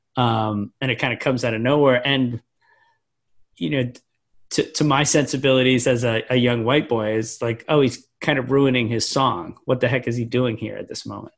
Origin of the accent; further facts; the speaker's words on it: Scituate, Massachusetts, United States; I grew up in the most Irish town in America